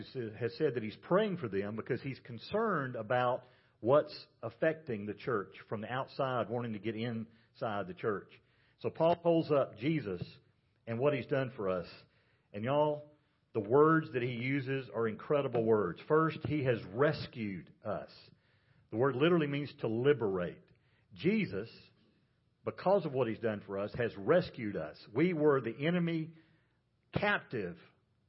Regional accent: Georgia, United States; I grew up in Georgia

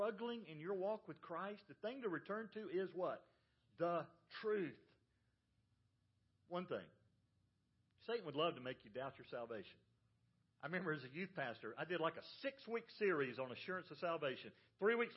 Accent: the South, United States; I grew up in the South

